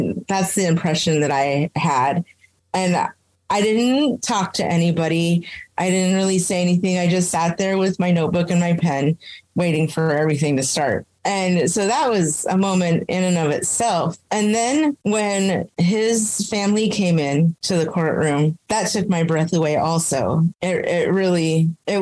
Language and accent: English; Anchorage, Alaska, United States; moved away as an adult; also born or lived in Roswell, New Mexico / Las Cruces; I reverted in my hometown of Anchorage